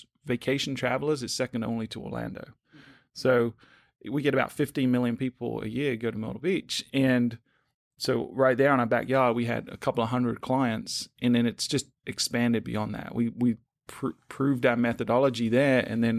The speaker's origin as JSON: {"language": "English", "country": "United Kingdom", "moved": "as an adult", "lives_now": "United States", "said": "So my accent's a little wonky. I'm originally from the UK, but I knew I wanted to move to the US at some point, thinking it was space science."}